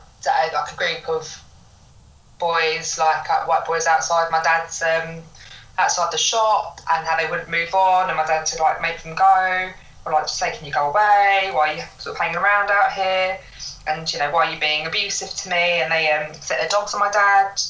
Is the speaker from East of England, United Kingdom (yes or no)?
yes; Essex, East of England, United Kingdom; born or raised there; also born or lived in East London